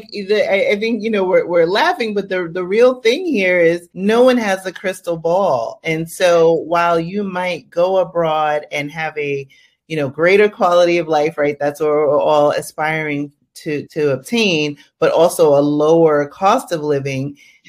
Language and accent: English; United States; moved away; I also still have to keep in mind that I have other obligations in the States.